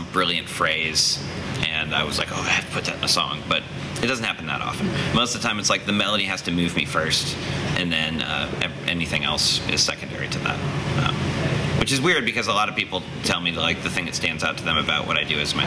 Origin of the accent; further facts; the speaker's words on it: Indianapolis, Indiana, United States; that's my backyard pretty much was the Broad Ripple area, growing up.